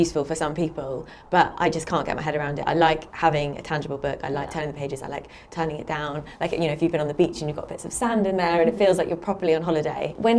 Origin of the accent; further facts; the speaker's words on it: Bristol, South West England, United Kingdom; moved away; I'm from Bristol and probably its biggest advocate.